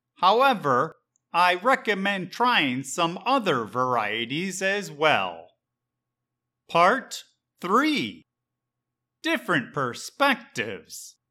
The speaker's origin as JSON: {"language": "English", "town": "Chicago", "region": "Illinois", "country": "United States", "tie": "born or raised there", "moved": "as an adult", "lives_now": "Puerto Rico", "said": "I was born and raised in Chicago, Illinois"}